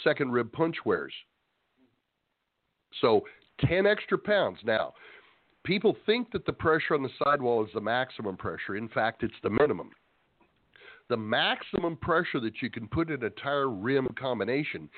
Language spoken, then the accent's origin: English; Escondido, California, United States; moved away; Kevin and I were originally from Escondido.